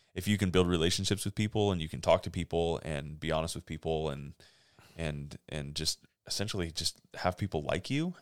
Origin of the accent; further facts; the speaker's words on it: Monterey Peninsula, California, United States; moved away as an adult; also born or lived in Fresno, California; now in Grants Pass, United States; I was born in Southern California, but I've lived most of my life on the Monterey Peninsula in California